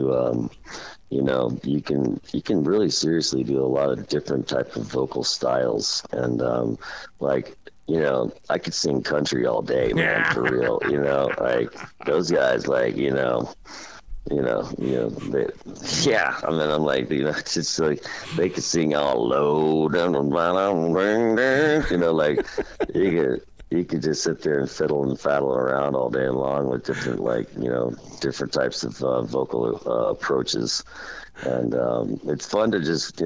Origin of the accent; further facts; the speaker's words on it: Kansas City, Missouri, United States; I'm from Kansas, Missouri, you know, Kansas City